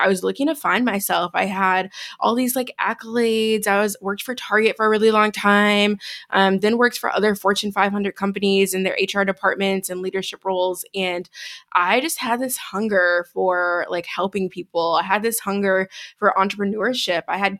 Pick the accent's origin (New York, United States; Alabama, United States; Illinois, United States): Illinois, United States; Chicago; now in Denver, United States; I am originally from Chicago, born and raised. Shout out Chi-Town. Born and raised.